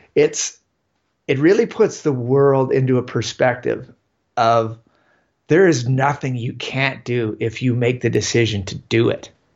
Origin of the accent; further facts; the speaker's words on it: Ontario, Canada; moved away as an adult; now in Yukon, Canada; I grew up in Ontario, so, um, just about two hours west of Toronto.